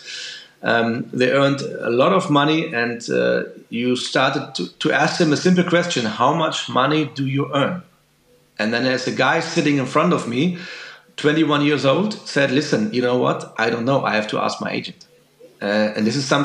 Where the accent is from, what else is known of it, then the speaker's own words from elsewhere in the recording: Dortmund, North Rhine-Westphalia, Germany; I'm from Dortmund in Germany, and we have Borussia Dortmund right here